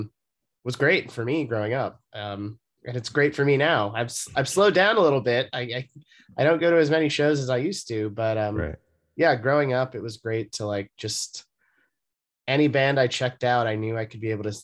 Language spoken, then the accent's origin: English; Los Angeles, California, United States; moved away as an adult; also born or lived in San Francisco; now in New York, United States; I am from Los Angeles. I grew up there and I lived there until I was 18.